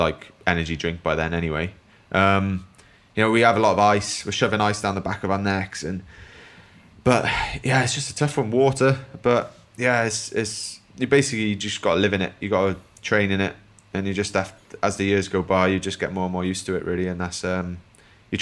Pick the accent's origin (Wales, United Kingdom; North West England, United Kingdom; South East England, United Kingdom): Wales, United Kingdom; growing up in Wales